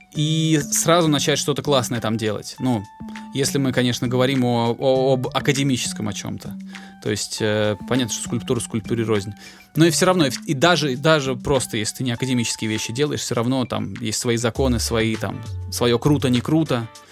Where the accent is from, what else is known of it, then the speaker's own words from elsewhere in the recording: Volgograd, Volgograd Oblast, Russia; в Волгограде, откуда я родом